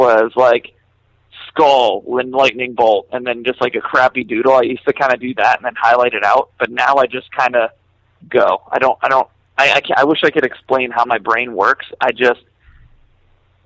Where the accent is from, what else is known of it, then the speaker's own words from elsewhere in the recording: Florida, United States; moved away as an adult; also born or lived in New York; when I moved back to Florida, because I'm from Florida, I moved to New York to work for Merch Now and Equal Vision